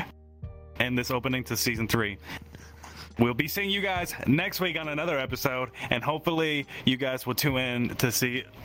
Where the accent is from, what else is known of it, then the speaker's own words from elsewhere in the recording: Tennessee, United States; my home state, which is Tennessee